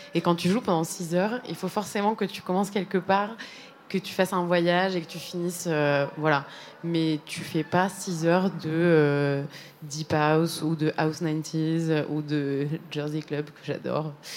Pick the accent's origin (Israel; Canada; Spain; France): Spain; moved away; c'est mes origines personnelles parce que j'ai grandi en Espagne.